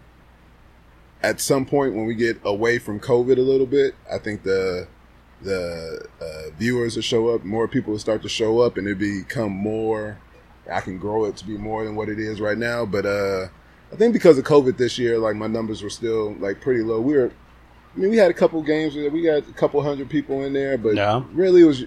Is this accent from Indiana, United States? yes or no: yes; Michigan City, Indiana, United States; born or raised there; moved away as an adult